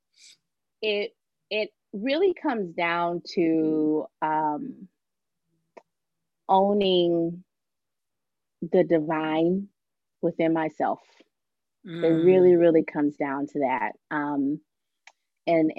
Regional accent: Los Angeles, California, United States; I'm originally from Los Angeles, California, and I was raised by my mom, who was a single parent. And, you know, life in LA was difficult

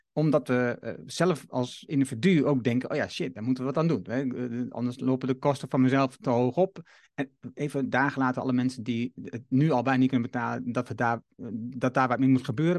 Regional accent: Netherlands; ons als Nederlander

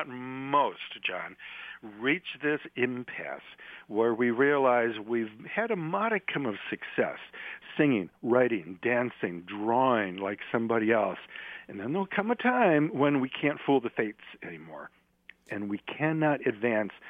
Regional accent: Detroit, Michigan, United States; I was from Detroit and worked in a factory

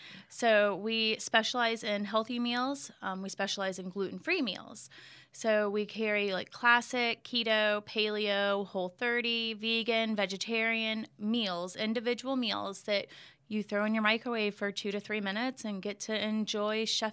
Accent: Virginia, United States; born there; My mom was born and raised in Florida, but I was born in Virginia and moved all over all the time.

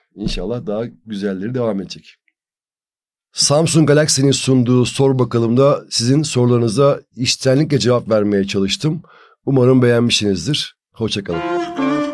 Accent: Turkey; bir Türk olarak

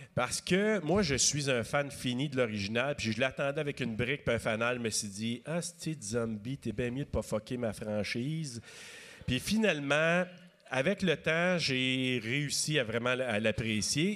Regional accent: Maniwaki, Quebec, Canada; je viens d'un coin de Maniwaki, donc on avait trois postes et demi à peu près qu'on pouvait regarder à la télé à l'époque.

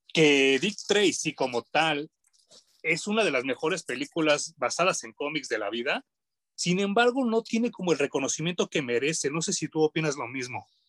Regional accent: Mexico; como de mexicano

